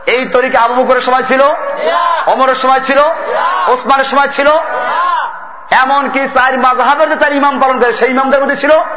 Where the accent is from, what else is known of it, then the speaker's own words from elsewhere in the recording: Barisal, Barisal Division, Bangladesh; আমার বাড়ি বরিশালে